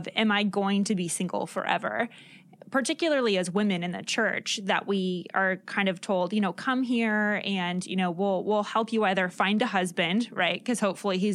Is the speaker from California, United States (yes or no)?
yes; California, United States; Los Angeles, California, my home state